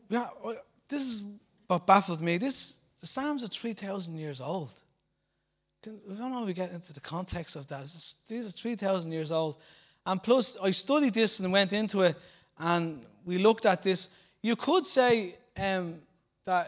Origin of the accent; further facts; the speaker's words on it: Bray, County Wicklow, Ireland; out in Bray, my hometown